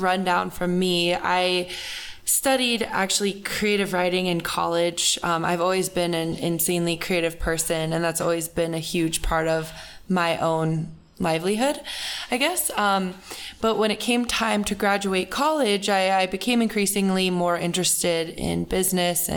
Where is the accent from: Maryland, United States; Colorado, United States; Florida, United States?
Colorado, United States; moved away as an adult; also born or lived in California; I grew up in Colorado, but went to school in California and have been living there for the past 6 years now.